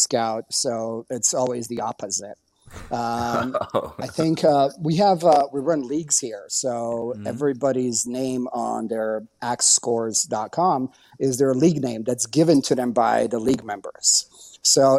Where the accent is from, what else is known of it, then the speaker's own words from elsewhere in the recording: Bosnia & Herzegovina; first language Bosnian; English is a second language; now in United States; I'm like, Bosnia. How long have you lived here? I'm like, 15 years